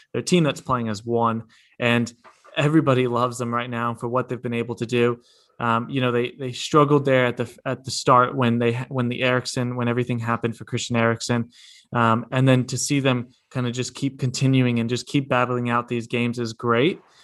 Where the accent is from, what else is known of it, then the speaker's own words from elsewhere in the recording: United States; moved away; I'm coming from America